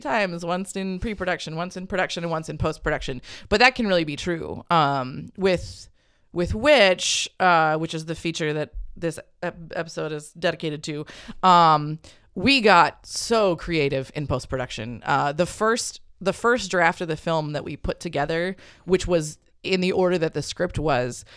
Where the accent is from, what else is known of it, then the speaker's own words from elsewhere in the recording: Hutchinson, United States; I grew up in Hutchinson, which is it's like a suburb that exists within a circle of 40 miles of corn